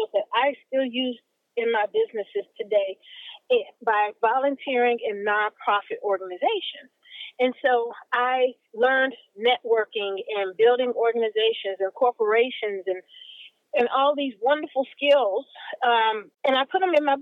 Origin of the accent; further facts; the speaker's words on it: Miami, Florida, United States; I am from beautiful Miami, Florida